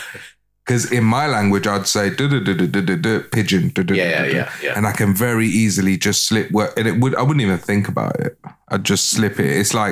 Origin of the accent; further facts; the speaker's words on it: London, United Kingdom; Northwest London.